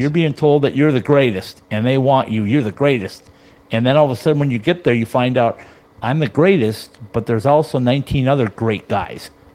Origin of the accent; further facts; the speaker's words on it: Minnesota, United States; I'm from Minnesota